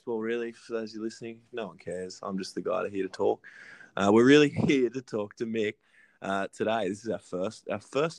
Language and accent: English; Lismore, New South Wales, Australia; We're both Lismore boys